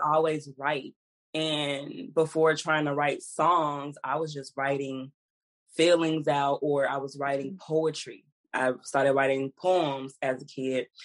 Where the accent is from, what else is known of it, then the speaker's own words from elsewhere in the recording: Houston, Texas, United States; I was from Houston